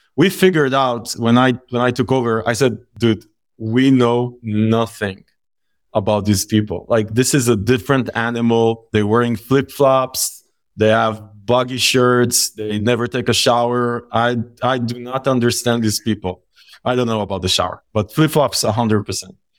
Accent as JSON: {"language": "English", "country": "Israel", "tie": "born or raised there", "said": "We grew up in Israel"}